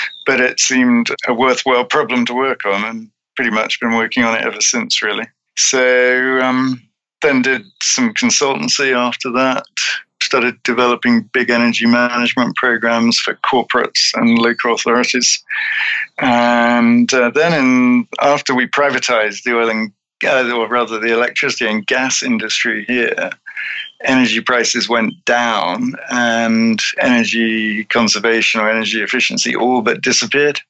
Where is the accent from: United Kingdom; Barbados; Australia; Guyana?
United Kingdom; growing up in Britain